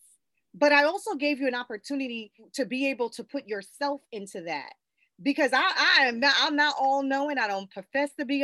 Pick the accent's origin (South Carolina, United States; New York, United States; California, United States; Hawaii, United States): South Carolina, United States; I grew up in the South, born and raised in South Carolina